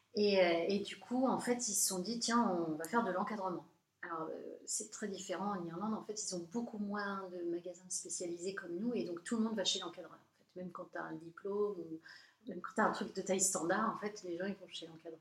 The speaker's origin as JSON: {"language": "French", "country": "France", "said": "je suis française"}